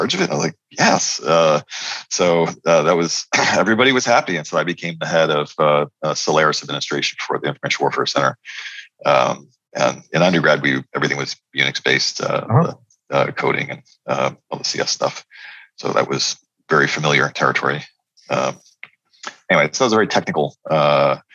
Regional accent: Poughkeepsie, New York, United States; We grew up in Poughkeepsie, New York, which is the headquarters of the mainframe operations of IBM

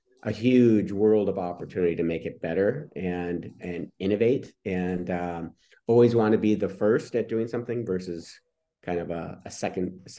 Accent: Detroit, Michigan, United States; I grew up in Detroit

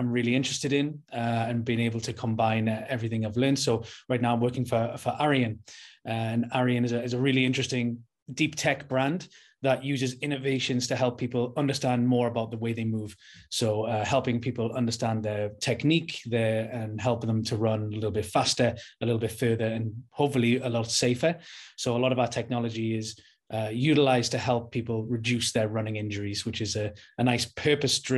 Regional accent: Newcastle upon Tyne, North East England, United Kingdom; I'm from Newcastle, the north of England.

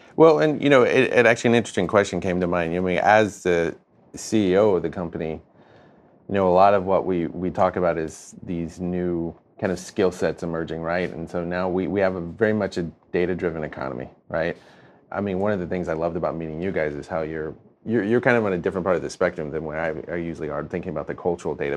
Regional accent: North Carolina, United States; moved away; I'm, uh, from North Carolina.

